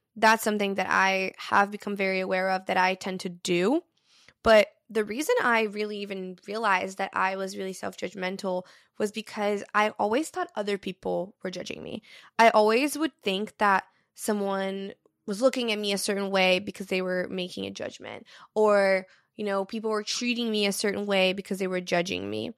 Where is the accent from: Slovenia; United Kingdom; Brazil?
Brazil; moved away; I'm fluent in three different languages because I grew up in Brazil.